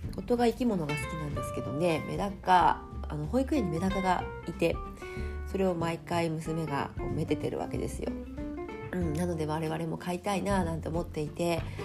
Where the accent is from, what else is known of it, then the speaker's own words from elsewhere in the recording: Japan; also born or lived in Fukuoka / Kumamoto; now in Tokyo, Japan; 地元が福岡と熊本